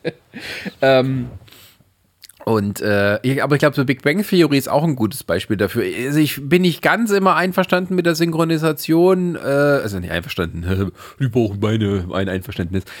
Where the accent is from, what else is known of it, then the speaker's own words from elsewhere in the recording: Germany; Wobei mal Holländisch, glaube ich, als Deutscher, also ich kann es zumindest relativ gut lesen